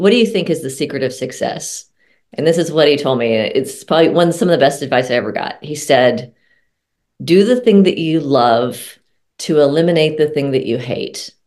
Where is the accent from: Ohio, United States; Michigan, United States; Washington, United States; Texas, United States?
Texas, United States; moved away; also born or lived in Colorado; I'm originally from Texas.